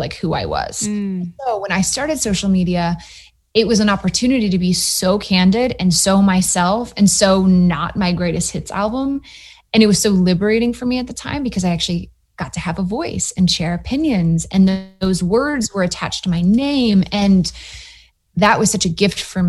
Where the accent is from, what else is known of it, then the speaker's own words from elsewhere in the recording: Matthews, North Carolina, United States; moved away as an adult; also born or lived in New York / Austin, Texas; I grew up in Matthews, North Carolina, outside of Charlotte